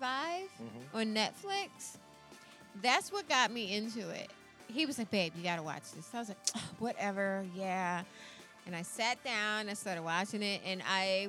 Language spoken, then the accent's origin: English; United States; I'm an American